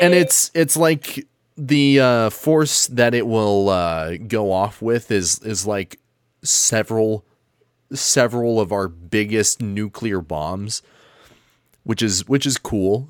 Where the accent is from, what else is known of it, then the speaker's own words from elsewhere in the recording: United States; I'm American and I use the imperial system.